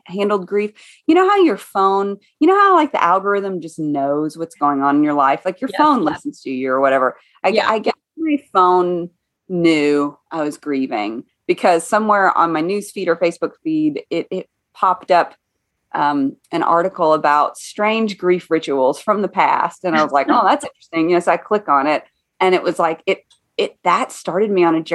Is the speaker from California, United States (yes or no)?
no; East Tennessee, United States; now in Boone, United States; I was raised in East Tennessee